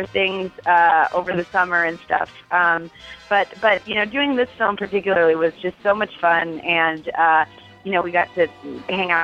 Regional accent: Cleveland, Ohio, United States; I'm from Cleveland

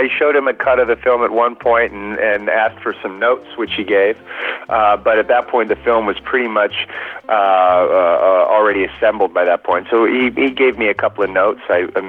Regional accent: Sacramento, California, United States; I grew up in Sacramento, California, where Tower was founded and based. And so it was always a point of civic pride. The Tower was from my hometown.

